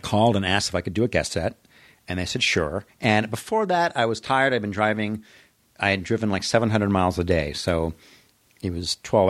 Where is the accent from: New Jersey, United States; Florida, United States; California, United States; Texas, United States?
California, United States; Los Angeles; moved away as an adult; also born or lived in Sherman Oaks, California / Chicago; I grew up in the San Fernando Valley.